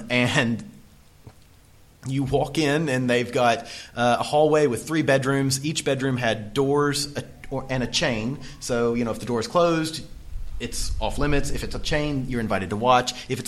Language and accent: English; Southeast, United States; moved away as an adult; now in Sydney, Australia; If you can't tell from the accents, we come from the Southeast.